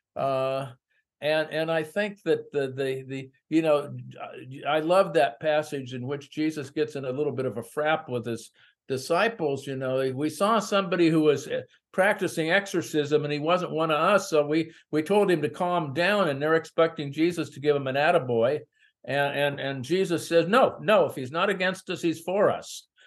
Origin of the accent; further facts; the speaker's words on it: San Francisco Bay Area, California, United States; also born or lived in small town America; I grew up in the San Francisco Bay Area